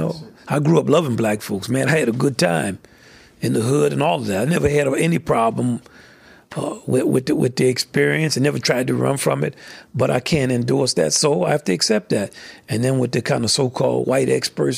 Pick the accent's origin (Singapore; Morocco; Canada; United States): United States; the South; I'm from the South. I grew up in segregation.